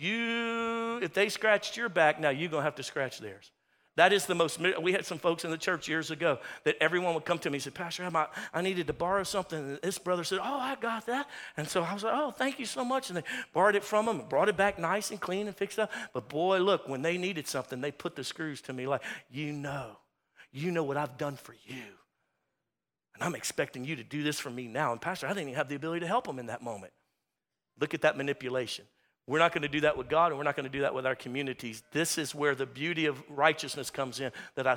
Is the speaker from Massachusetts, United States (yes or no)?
no; Louisiana, United States; We're from Louisiana